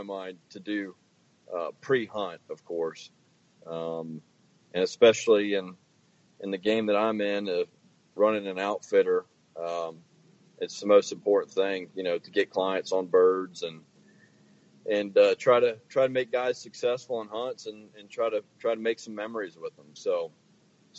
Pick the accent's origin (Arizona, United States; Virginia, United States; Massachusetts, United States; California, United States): Virginia, United States; moved away as an adult; also born or lived in Illinois; now in Kansas, United States; I'm originally from Virginia